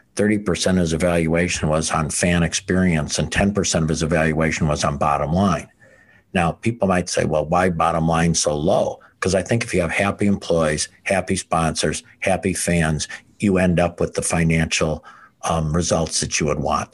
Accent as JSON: {"language": "English", "area": "outside Chicago", "region": "Illinois", "country": "United States", "tie": "born or raised there", "also_born_or_lived": "Wisconsin", "moved": "yes", "lives_now": "Pensacola, United States", "said": "I grew up outside Chicago"}